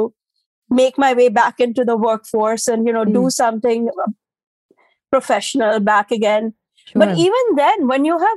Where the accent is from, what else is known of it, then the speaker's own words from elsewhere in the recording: India; moved away as an adult; now in New York City, United States; I'm an Indian immigrant mom.